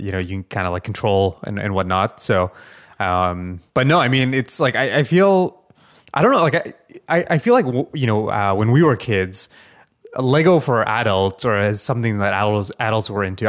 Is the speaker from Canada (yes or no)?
yes; Canada; a Canadian